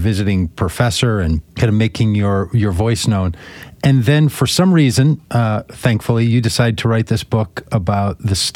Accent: Minnesota, United States; when I was a child growing up in Minnesota, like in the early 70s

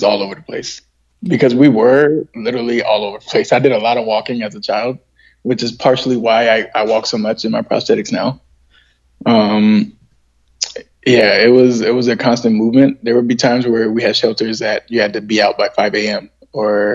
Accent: San Diego, California, United States; So I was born in San Diego

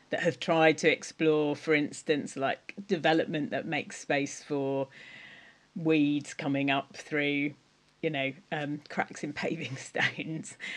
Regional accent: Cornwall, South West England, United Kingdom; I am Cornish

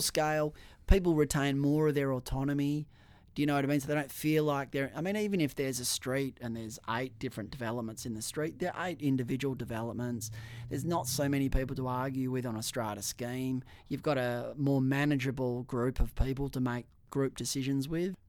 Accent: Perth, Western Australia, Australia; I grew up in Swanbourne. Uh, I went to Swanbourne Primary School

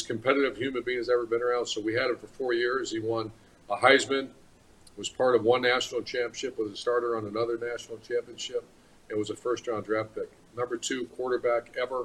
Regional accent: Ohio, United States; moved away; also born or lived in Florida; That's my home school. That's my home state

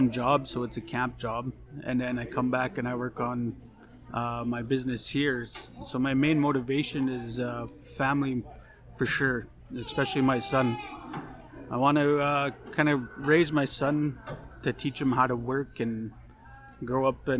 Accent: Ahtahkakoop First Nation, Saskatchewan, Canada; moved away as an adult; now in Saskatoon, Canada; I'm from Attakakoot First Nation. Pretty much grew up there.

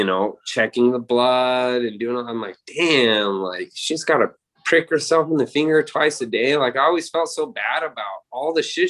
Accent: Spearfish, South Dakota, United States; moved away; also born or lived in Sundance, Wyoming; When I moved from South Dakota in Spearfish over to Sundance, I was a little bit better than everybody in my age group.

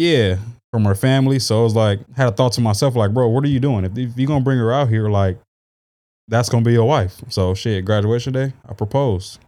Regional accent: San Diego, California, United States; also born or lived in Arlington, Texas / Oklahoma / Arkansas; I grew up here. I was in a, I went to Valencia

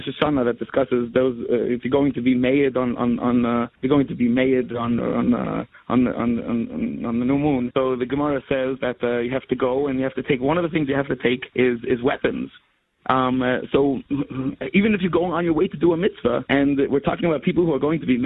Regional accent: United States; we grew up in America

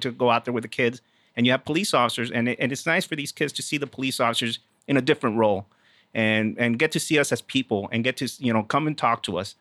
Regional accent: South Texas, United States; moved away as an adult; also born or lived in Houston; I am originally from Texas

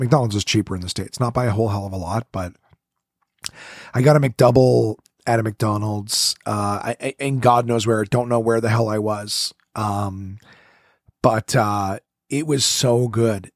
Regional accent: Ontario, Canada; I'm from Ontario, I'm not from here

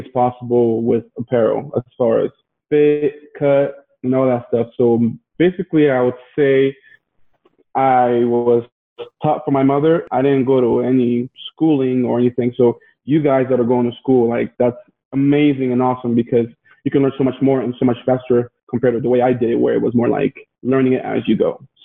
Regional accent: Logan, Utah, United States; also born or lived in Ivory Coast; I moved to Logan, Utah when I was about 10 years old in 2001. I moved from Ivory Coast, which is a country in West Africa

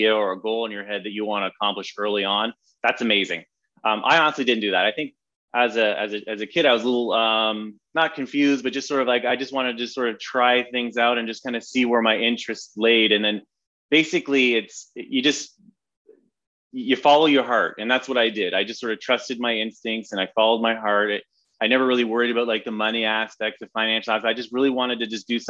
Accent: London, Ontario, Canada; now in Los Angeles, United States; I grew up in Canada, just outside of Toronto, in a place called London, Ontario.

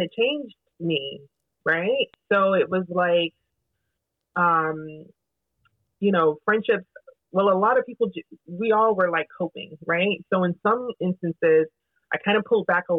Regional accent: Jamaica; I'm also Jamaican.

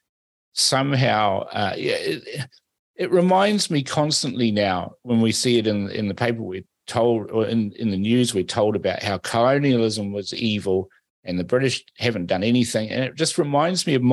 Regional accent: Fiji; now in New Zealand; I was born in Fiji. I'm a Fijian

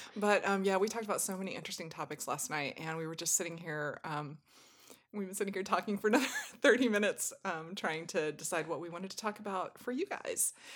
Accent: Southwest, United States; I was born in the Southwest and raised in a very warm climate

